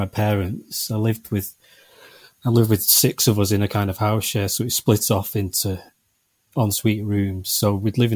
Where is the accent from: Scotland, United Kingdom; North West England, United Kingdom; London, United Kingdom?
North West England, United Kingdom; Manchester; I'm from Manchester